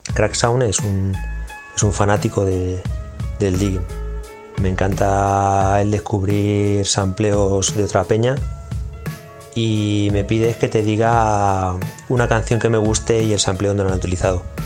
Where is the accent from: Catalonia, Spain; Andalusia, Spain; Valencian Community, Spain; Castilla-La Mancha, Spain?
Castilla-La Mancha, Spain; Puertollano; soy independiente underground de Puerto Llano, al que represento y estoy súper orgulloso de pertenecer